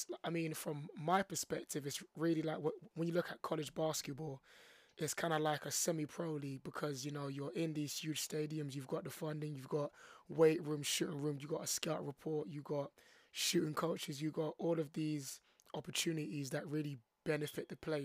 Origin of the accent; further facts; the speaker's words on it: London, United Kingdom; born and raised in London